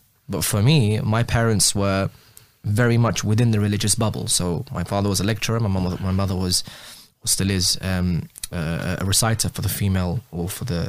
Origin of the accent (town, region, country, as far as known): London, United Kingdom; born or raised there; also born or lived in Iraq